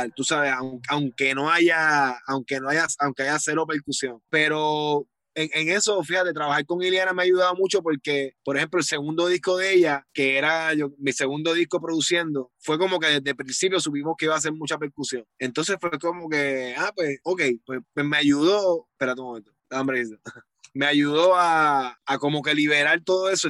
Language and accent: Spanish; Guaynabo, Puerto Rico; el estudio donde estoy es, es donde yo me crié, en la casa de mis abuelos, la parte de abajo